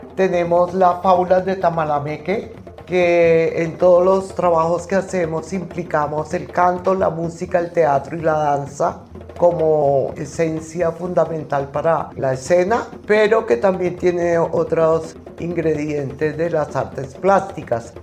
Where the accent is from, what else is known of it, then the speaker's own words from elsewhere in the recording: Colombia; nuestro propio ser como colombianos